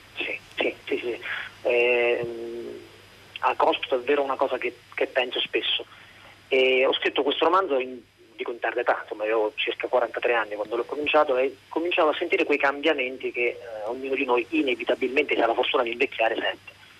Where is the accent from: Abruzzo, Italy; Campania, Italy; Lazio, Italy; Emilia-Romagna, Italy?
Abruzzo, Italy; io sono abruzzese